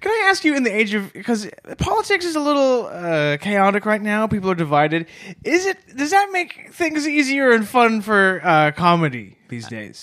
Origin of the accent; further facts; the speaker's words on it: Canada; as a Canadian